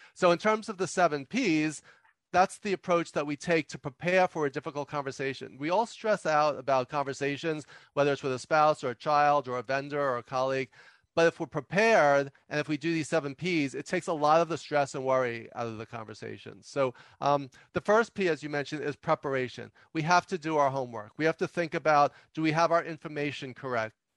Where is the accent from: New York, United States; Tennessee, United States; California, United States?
New York, United States; New York City; some people can tell just from my accent that I, I grew up and and still live in New York City